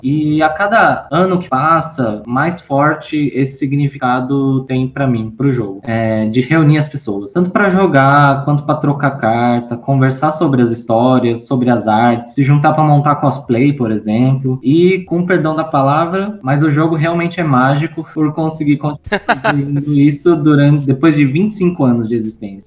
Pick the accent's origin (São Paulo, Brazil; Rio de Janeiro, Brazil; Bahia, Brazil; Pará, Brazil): São Paulo, Brazil; Eu sou nascida aqui em São Paulo, atualmente moro aqui em São Paulo também, São Paulo capital